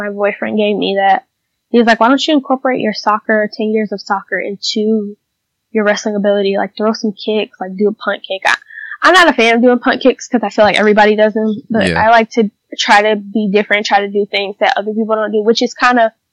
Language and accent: English; Atlanta, Georgia, United States; I started in Atlanta because I'm from Atlanta, so I live in Atlanta